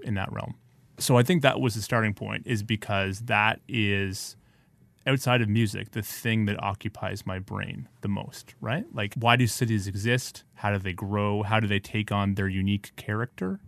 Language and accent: English; Ottawa, Ontario, Canada; also born or lived in New York; now in Toronto, Canada; I'm from Ottawa